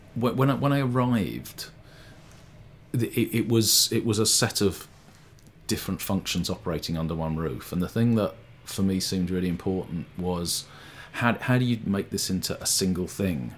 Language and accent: English; London, United Kingdom; moved away as an adult; also born or lived in Sheffield / Liverpool; I grew up in London